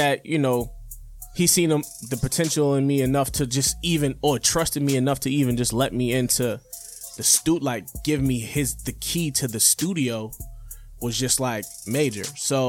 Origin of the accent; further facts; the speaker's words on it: Boston, Massachusetts, United States; I grew up in Four Corners, or Dorchester in Four Corners.